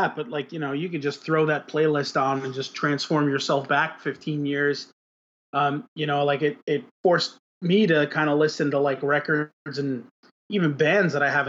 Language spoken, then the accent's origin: English; Florida, United States; I mean, I know, like, we're called, you know, down here, they're Floridians.